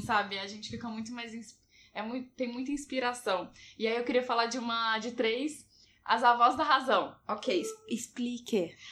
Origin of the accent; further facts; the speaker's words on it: Belo Horizonte, Minas Gerais, Brazil; eu sou de BH